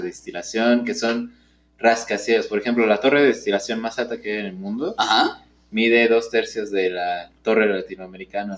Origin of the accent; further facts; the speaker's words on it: Mexico; como mexicano